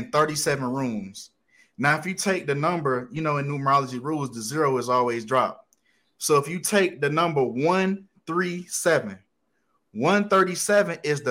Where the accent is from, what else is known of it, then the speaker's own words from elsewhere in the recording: Detroit, Michigan, United States; Yep. Detroit.